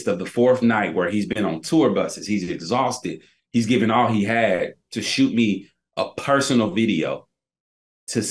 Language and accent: English; Tennessee, United States; now in Charlotte, United States; I'm from Tennessee.